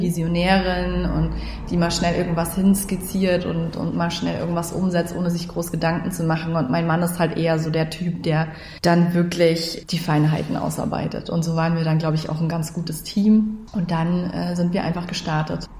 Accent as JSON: {"language": "German", "town": "Munich", "region": "Bavaria", "country": "Germany", "tie": "born or raised there", "moved": "as an adult", "lives_now": "Lower Bavaria, Germany", "said": "wir sind halt beide in München geboren und aufgewachsen"}